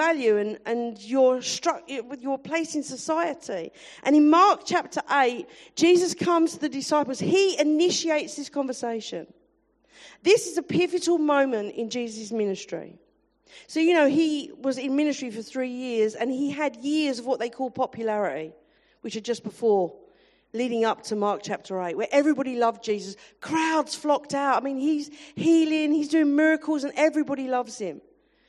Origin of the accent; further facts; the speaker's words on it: London, United Kingdom; I am definitely from South London.